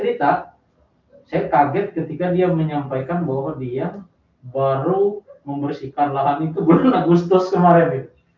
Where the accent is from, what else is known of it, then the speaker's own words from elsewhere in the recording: Bali, Indonesia; now in Palangkaraya, Indonesia; dari daerah saya di daerah Bali sana